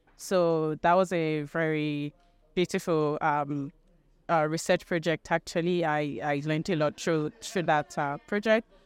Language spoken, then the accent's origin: English; Nigeria; moved away as an adult; now in United Kingdom; I'm from Nigeria, but I currently live in the U K 'cause I'm doing my master's.